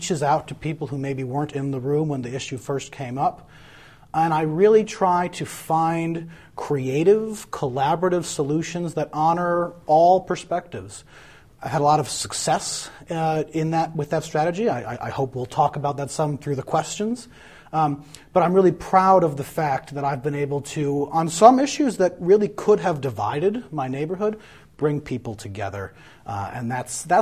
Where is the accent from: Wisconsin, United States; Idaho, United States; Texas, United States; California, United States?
Wisconsin, United States; Madison; I'm a native Madisonian. I grew up on the west side of Madison.